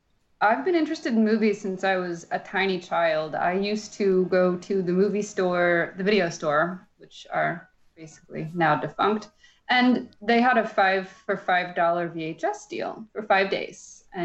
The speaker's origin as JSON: {"language": "English", "region": "Midwest", "country": "United States", "tie": "born or raised there", "said": "and I grew up in the Midwest where it was hot as hell in the summer."}